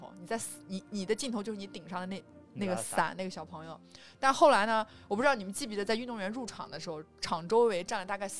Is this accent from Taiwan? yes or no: no; China; 我是一我作为一个中国人，两千零八年的奥运会的这个节目当中，我参与到了那个里面